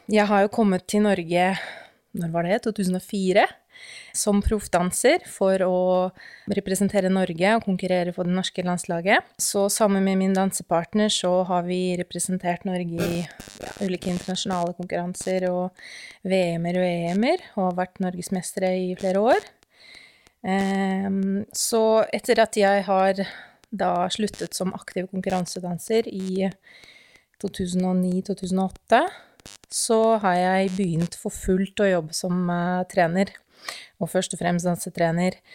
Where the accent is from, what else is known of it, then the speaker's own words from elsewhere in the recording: Russia; Norwegian is a second language; moved away as an adult; now in Norway; jeg kommer jo opprinnelig fra Russland, som kanskje alle kan jo høre allerede nå.